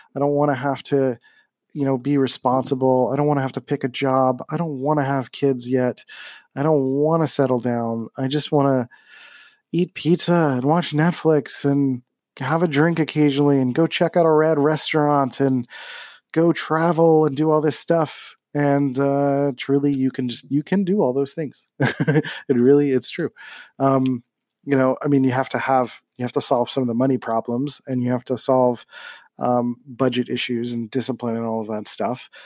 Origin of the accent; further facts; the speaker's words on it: Philadelphia, Pennsylvania, United States; moved away as an adult; now in San Diego, United States; when I grew up in Philly.